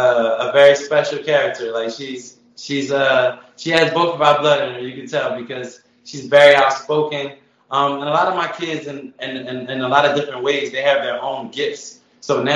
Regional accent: Philadelphia, Pennsylvania, United States; moved away as an adult; now in Atlanta, United States; I'm from West Philadelphia, born and raised just like Will Smith

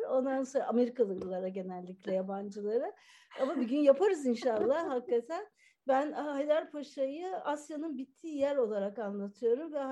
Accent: Ankara, Turkey; karışık. Ben Ankara'da doğdum büyüdüm ama

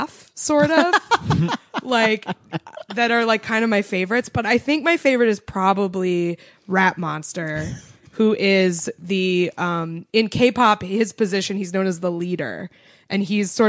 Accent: New England, United States; I grew up in New England.

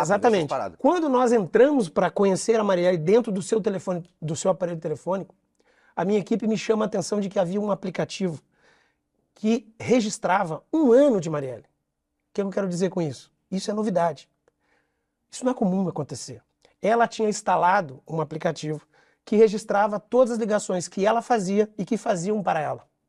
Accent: São Paulo, Brazil; moved away as an adult; now in Rio de Janeiro, Brazil; eu sou, sou, sou, paulista, mas estou no Rio de Janeiro desde que passei no concurso público.

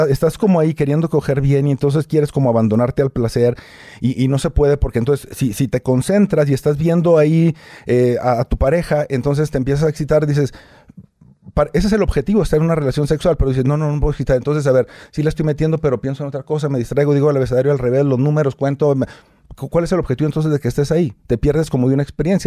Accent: Torreón, Coahuila, Mexico; moved away as an adult; now in Mexico City, Mexico; Yo soy de Torreón, Coahuila. Hace 10 años me trajo acá un programa

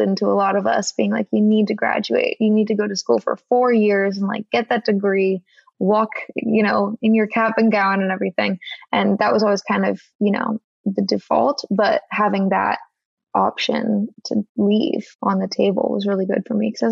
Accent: California, United States; moved away as an adult; also born or lived in Boston; I'm from California and I went to school in Boston

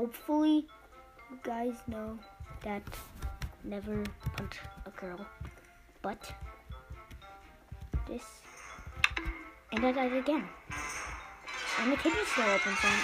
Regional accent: United States; I'm actually American

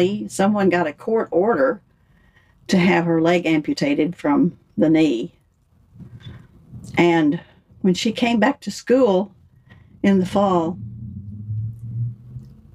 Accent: West Texas, United States; I'm from West Texas.

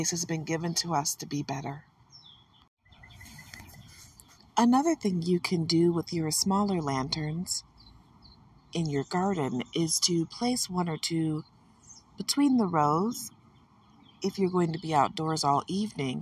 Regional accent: Michigan, United States; I'm from Michigan, and because of that, you know I'm surrounded by water

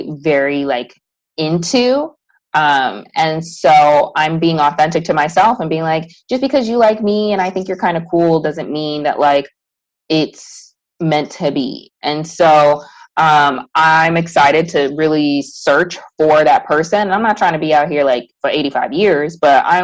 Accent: Chicago, Illinois, United States; moved away; We're both from Chicago

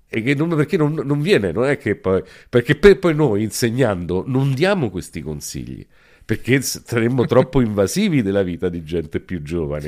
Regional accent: Rome, Lazio, Italy; also born or lived in Calabria; Io sono cresciuto a Roma, adesso noi qua stiamo in una casa a tre secoli. Questa era una zona di Roma

